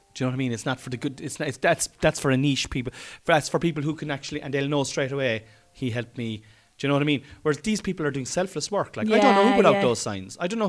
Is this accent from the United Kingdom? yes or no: no; Ireland; I'm Irish.